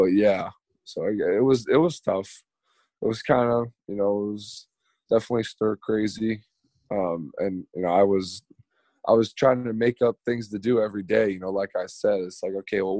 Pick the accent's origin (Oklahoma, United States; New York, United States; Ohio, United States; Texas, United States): New York, United States; I grew up in New York.